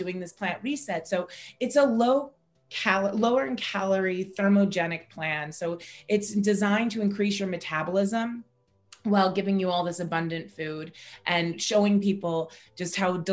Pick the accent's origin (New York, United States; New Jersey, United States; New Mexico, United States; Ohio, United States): Ohio, United States; Cleveland; also born or lived in Silicon Valley, California; now in Los Angeles, United States; I grew up in Cleveland, Ohio, right on Lake Erie